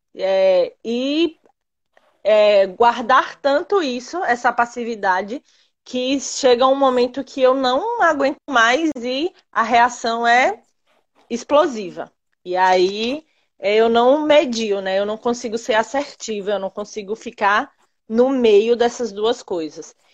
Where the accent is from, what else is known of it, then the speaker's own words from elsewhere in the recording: Uibaí, Bahia, Brazil; also born or lived in Camaçari / Feira de Santana; eu sou de Uibaí, que é uma cidade que fica bem no interior da Bahia